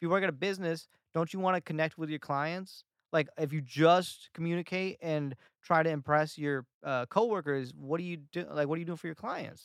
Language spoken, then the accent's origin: English; Atlanta, Georgia, United States; moved away as an adult; now in Los Angeles, United States; Atlanta when I went back, my hometown